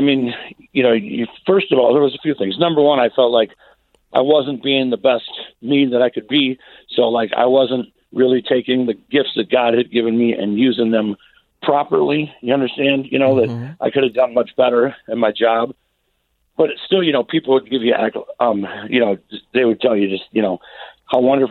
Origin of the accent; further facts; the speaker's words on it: Minneapolis, Minnesota, United States; moved away as an adult; now in Grand Rapids, United States; I'm not from Grand Rapids. I'm from the Twin Cities